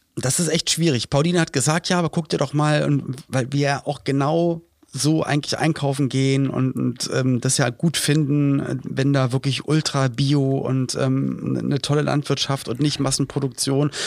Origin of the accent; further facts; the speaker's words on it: Berlin, Germany; in Berlin-Spandau, wo ich aufgewachsen bin